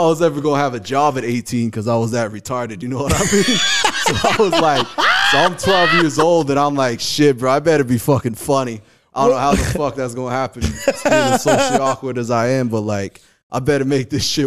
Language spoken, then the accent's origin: English; Kauai, Hawaii, United States; now in Culver City, United States; I grew up in Hawaii.